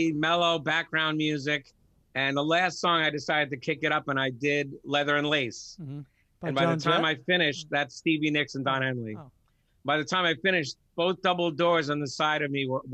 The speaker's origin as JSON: {"language": "English", "town": "Massapequa", "region": "New York", "country": "United States", "tie": "born or raised there", "said": "I grew up in Massapequa, East Massapequa"}